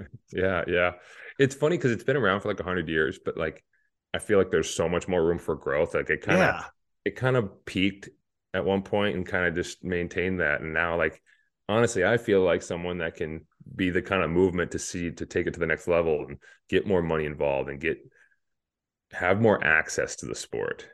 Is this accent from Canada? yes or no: no; Hayward, Wisconsin, United States; my hometown of Hayward